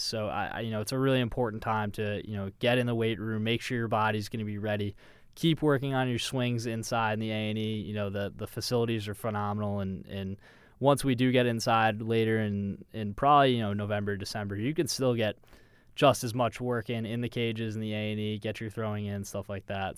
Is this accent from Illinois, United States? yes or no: no; Westchester, New York, United States; I'm from Westchester, New York